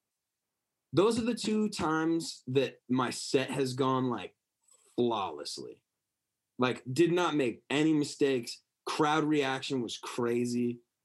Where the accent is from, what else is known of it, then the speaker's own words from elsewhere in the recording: Bangor, Maine, United States; my first show in my hometown